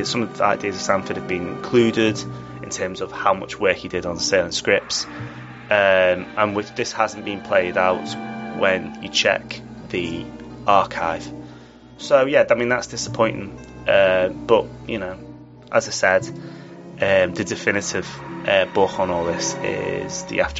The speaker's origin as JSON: {"language": "English", "region": "England", "country": "United Kingdom", "said": "as an Englishman"}